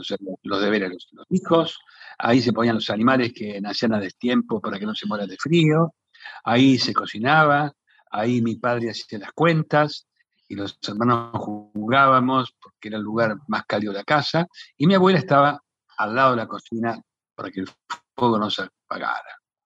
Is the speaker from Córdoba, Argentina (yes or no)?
no; Pellegrini, Buenos Aires Province, Argentina; mi pueblo, Pellegrini.